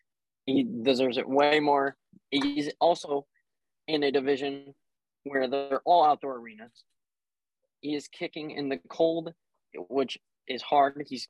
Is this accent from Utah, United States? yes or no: no; California, United States; as a Californian.